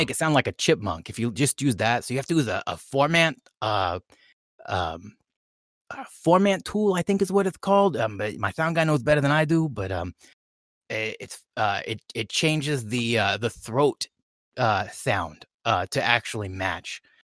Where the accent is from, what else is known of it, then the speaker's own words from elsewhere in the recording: California, United States; I'm from, you know, California. I, I live in L